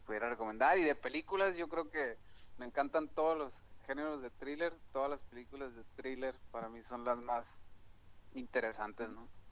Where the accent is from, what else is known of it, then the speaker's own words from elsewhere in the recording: Hermosillo, Sonora, Mexico; soy originario de aquí de, Hermosillo, Sonora